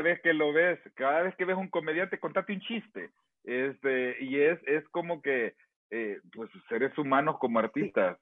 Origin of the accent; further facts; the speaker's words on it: El Salvador; moved away; nosotros somos salvadoreños, que estamos en la diáspora